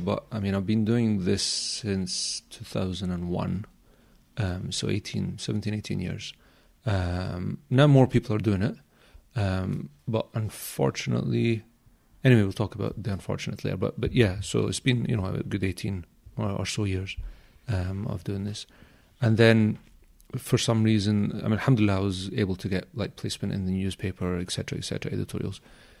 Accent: Glasgow, Scotland, United Kingdom; I grew up in Glasgow, yeah.

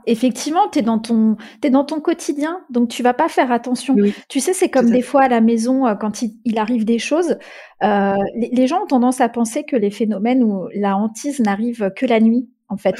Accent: Czechia; en République tchèque c'est de là d'où je viens et c'est de, ces racines-là desquelles je, me sens le, le plus proche

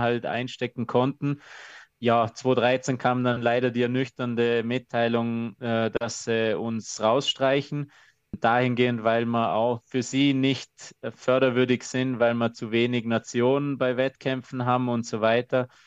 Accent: Austria; bei uns in Österreich

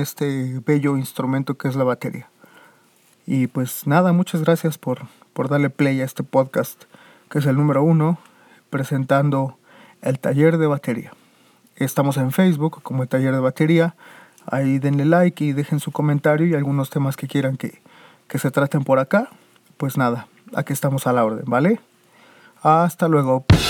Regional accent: Mexico; México, que es de donde yo soy

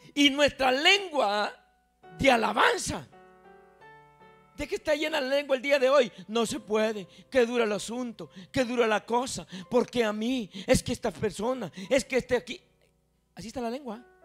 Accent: Guatemala; now in New York, United States; yo soy Chapín

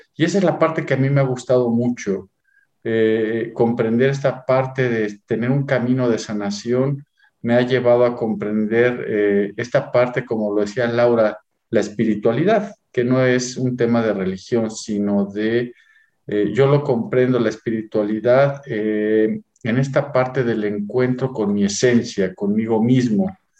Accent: Mexico; nací en México

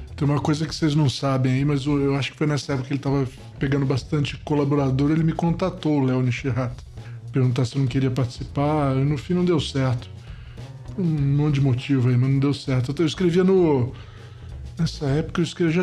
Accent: Niterói, Rio de Janeiro, Brazil; quando eu era moleque, em Niterói, no Rio de Janeiro

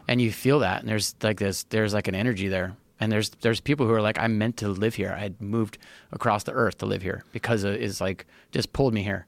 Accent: Big Island, Hawaii, United States; also born or lived in California; I was born and raised on the Big Island

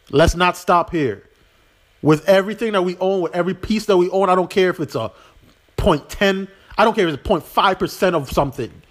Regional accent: U.S. Virgin Islands; I'm from the Virgin Islands. I want to be bigger than that, but at the same time, home is always where my heart will be.

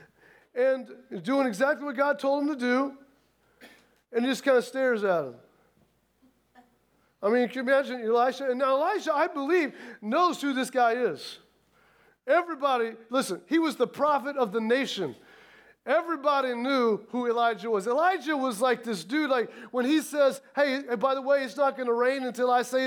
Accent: Midwest, United States; I come from the Midwest

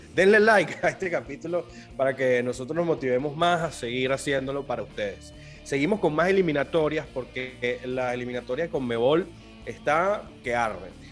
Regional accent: Venezuela; accent: Venezuelan; Yo soy venezolano, para los que no se han dado cuenta todavía por el acento.

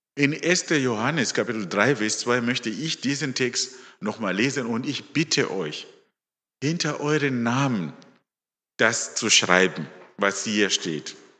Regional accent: Zimbabwe; also born or lived in Stuttgart, Germany; now in Germany; ich bin ein Afrikaner. Ich komme aus Simbabwe

